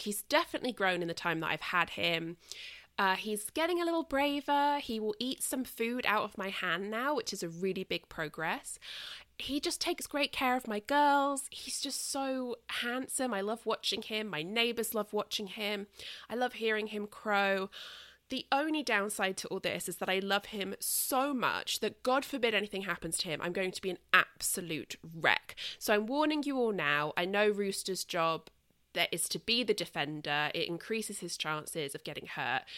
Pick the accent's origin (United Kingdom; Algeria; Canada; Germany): United Kingdom; now in United States; I am British